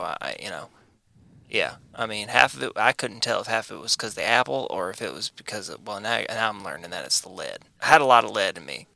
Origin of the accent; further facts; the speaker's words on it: United States; I'm American.